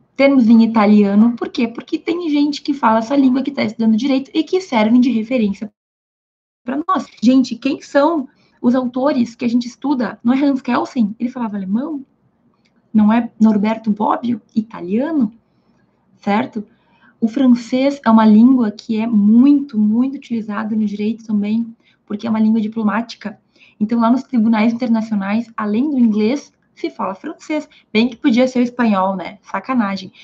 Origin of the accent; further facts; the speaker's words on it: Brazil; first language Portuguese; Eu sou brasileira, falo português.